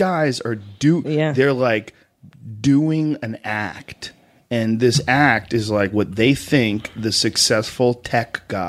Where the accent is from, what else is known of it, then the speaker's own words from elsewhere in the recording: Boston, Massachusetts, United States; accent: Boston; I grew up in Boston, and Boston has a very disgusting accent.